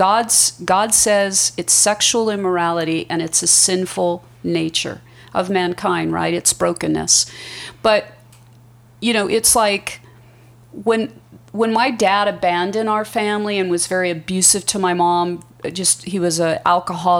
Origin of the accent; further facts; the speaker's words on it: Las Vegas, Nevada, United States; I am from Las Vegas. My dad was military, and we were stationed out here at Nellis.